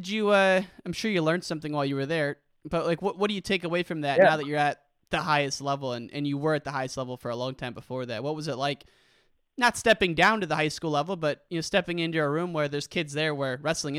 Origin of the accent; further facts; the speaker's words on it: Illinois, United States; I'm born and raised in Illinois